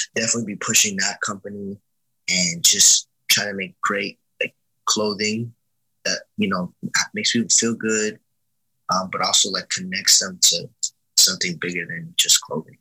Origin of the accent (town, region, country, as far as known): Miami, Florida, United States